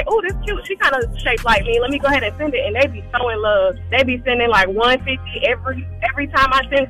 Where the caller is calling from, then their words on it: Savannah, Georgia, United States; I'm calling from Savannah.